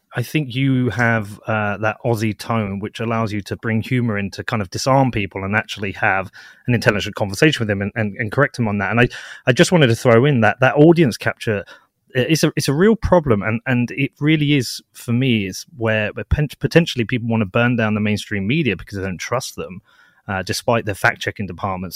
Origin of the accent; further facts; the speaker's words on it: United Kingdom; I'm based in the U K. I'm British